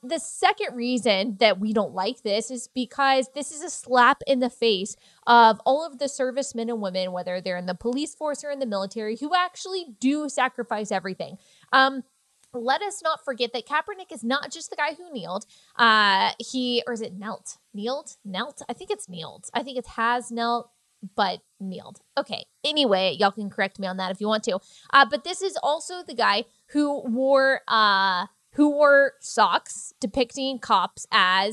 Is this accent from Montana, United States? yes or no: no; Texas, United States; I'm from Texas